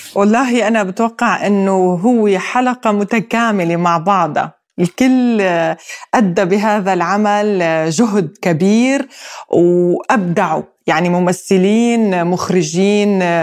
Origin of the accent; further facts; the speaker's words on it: Syrian coast, Syria; accent: Syrian coastal village dialect; لهجتنا الساحلية الضيعجية